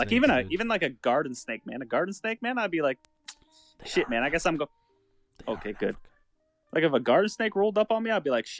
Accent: Canada; Dude, we're fucking Canadian

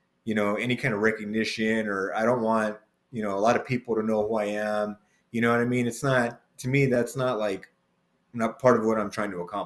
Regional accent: Los Angeles, California, United States; I'm from LA, born and raised

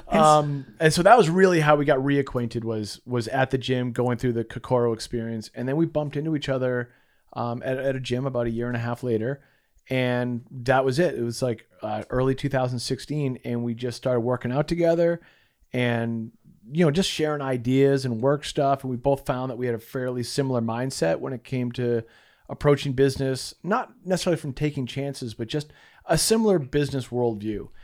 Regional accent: Massachusetts, United States; moved away as an adult; also born or lived in Utah / San Diego; We grew up in Massachusetts together

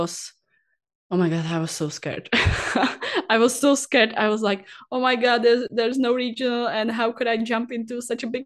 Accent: Prague, Czechia; I was born in Prague, and after that I live always near to Prague, and so even now I'm living near to Prague

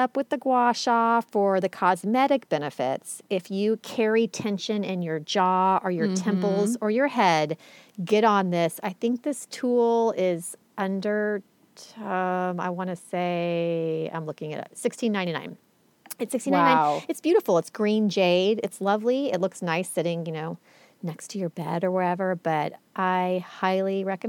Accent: Oklahoma, United States; born or raised there

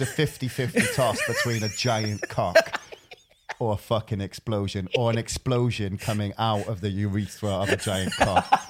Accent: Wales, United Kingdom; I'm Welsh

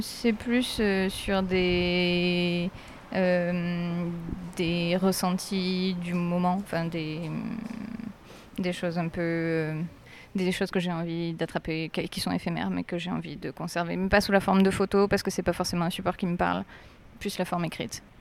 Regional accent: Aix-en-Provence, Provence-Alpes-Côte d'Azur, France

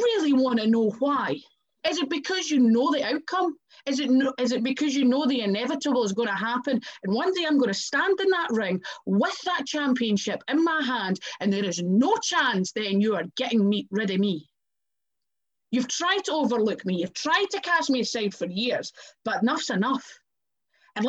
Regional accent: Scotland, United Kingdom; accent: Scottish; my hometown, in my home country

